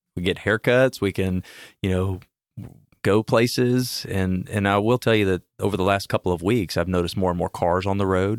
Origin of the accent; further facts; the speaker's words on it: Houston, Texas, United States; I'm born and raised in Houston